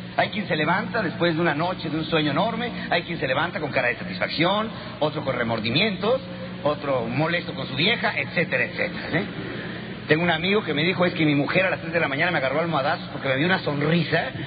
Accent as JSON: {"language": "Spanish", "country": "Mexico", "said": "en este país, más que católicos, somos adoradores de Alá"}